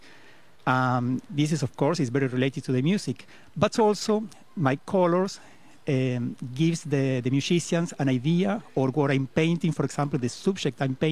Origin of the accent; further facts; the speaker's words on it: Argentina; English is a second language; moved away as an adult; now in Costa Rica; Originally, I am from Argentina. But I came to Costa Rica 22 years ago, and I decided to live here